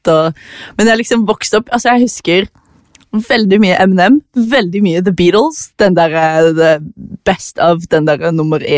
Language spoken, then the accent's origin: Norwegian; Farsund, Agder, Norway; also born or lived in Australia / Tananger; Jeg er fra Farsund. Jeg har bodd veldig mange forskjellige plasser. Jeg vokste opp litt i eh, Australia, jeg har bodd i Tananger, jeg har bodd i Farsund